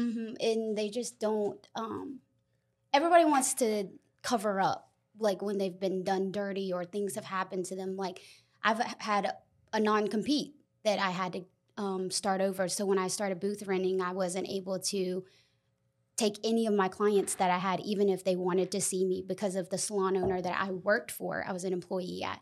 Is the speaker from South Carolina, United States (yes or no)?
yes; Lexington, South Carolina, United States; I was raised in Lexington